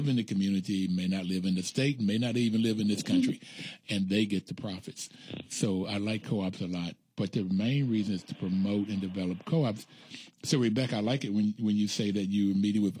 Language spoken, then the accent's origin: English; Appalachia, United States; I'm from Appalachia